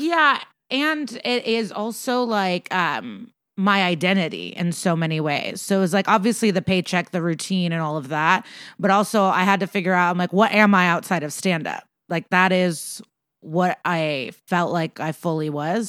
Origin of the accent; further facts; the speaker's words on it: Chicago, Illinois, United States; I grew up around Chicago